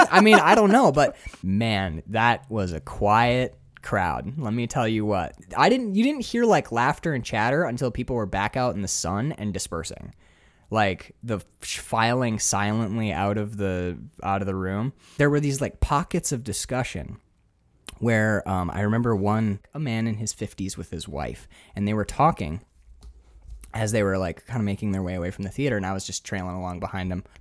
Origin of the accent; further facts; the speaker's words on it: Upper Peninsula of Michigan, United States; I'm from the Michigan? UP.